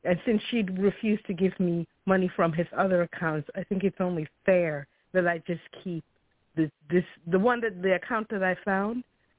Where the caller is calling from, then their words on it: Chicago, Illinois, United States; from Chicago.